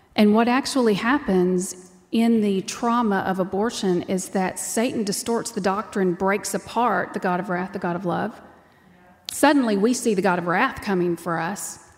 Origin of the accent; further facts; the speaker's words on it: Texas, United States; I'm from Texas and that's how we talk